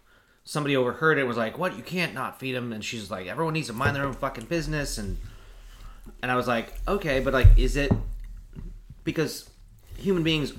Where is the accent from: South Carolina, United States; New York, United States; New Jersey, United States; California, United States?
California, United States; I'm from, you know, California.